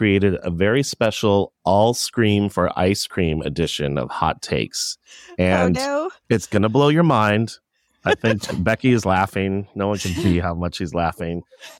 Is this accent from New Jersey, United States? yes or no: no; Hawaii, United States; I was born in Hawaii, so ice is kind of like in my blood in a way.